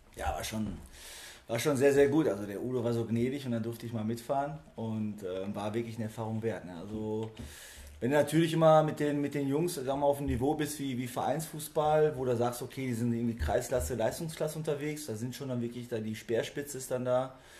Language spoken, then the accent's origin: German; area of Malgrat de Mar, Catalonia, Spain; moved away; das liegt für mich auch natürlich relativ nah aufgrund der Herkunft. Also ich bin aus der Ecke.